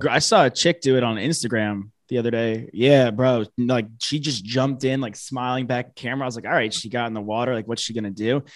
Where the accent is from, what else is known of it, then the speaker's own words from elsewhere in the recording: New York, United States; moved away; I'm from New York originally.